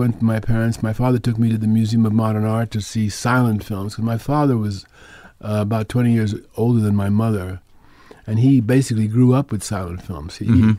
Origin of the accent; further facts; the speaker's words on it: Manhattan, New York, United States; Manhattan, yeah.